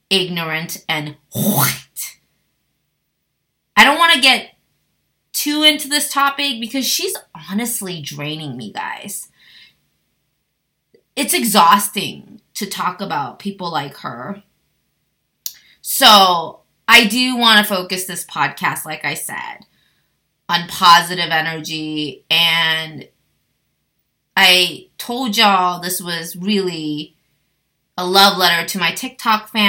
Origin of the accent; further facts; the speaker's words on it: United States; an American tourist, also as an Asian woman